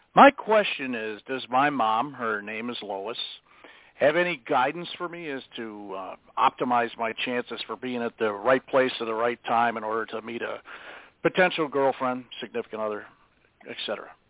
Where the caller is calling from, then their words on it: Racine, Wisconsin, United States; I'm calling from Racine, Wisconsin.